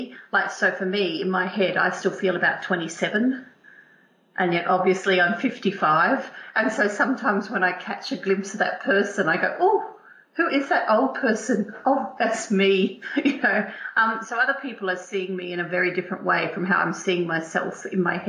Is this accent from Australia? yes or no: yes; Australia; first language English; also born or lived in England; now in United Kingdom; I'm Australian, but obviously I've come over to this country, I've emigrated to this country, and I have a British passport